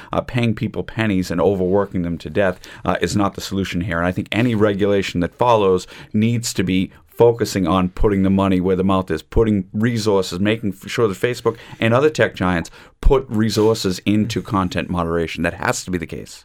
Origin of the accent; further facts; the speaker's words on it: United States; accent: American; now in Ireland; my American accent